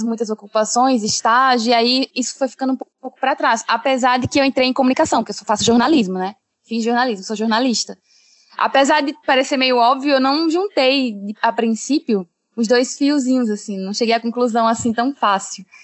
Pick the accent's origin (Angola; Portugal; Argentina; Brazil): Brazil; Rio Grande do Norte; eu cresci no Rio Grande do Norte, eu cheguei eh, com seis, cinco anos